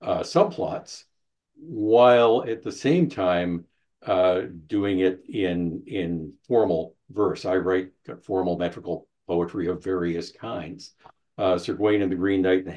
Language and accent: English; Canada; also born or lived in United States; I'm a Canadian. I lived in the U.S. for a while.